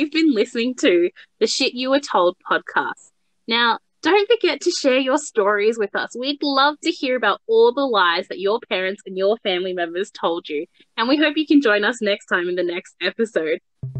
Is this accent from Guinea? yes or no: no; Sri Lanka; in Sinhalese, where I'm from Sri Lanka